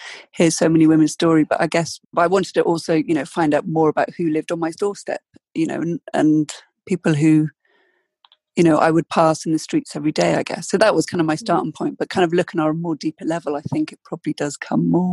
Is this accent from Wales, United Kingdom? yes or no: yes; South Wales, United Kingdom; moved away as an adult; also born or lived in London; now in Oxford, United Kingdom; I was brought up in South Wales